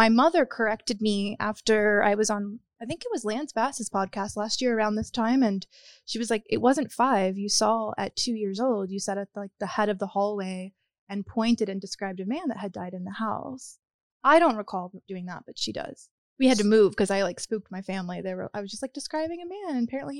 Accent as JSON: {"language": "English", "town": "Pensacola", "region": "Florida", "country": "United States", "tie": "born or raised there", "said": "I grew up in Pensacola, Florida. Okay. So in the panhandle of Florida. It's like right outside of New Orleans."}